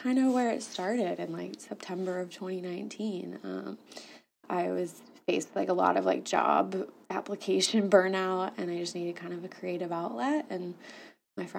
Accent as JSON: {"language": "English", "region": "Iowa", "country": "United States", "tie": "born or raised there", "moved": "as an adult", "lives_now": "Indianapolis, United States", "said": "I'm not even from Indianapolis. I'm from Iowa. like born and raised there"}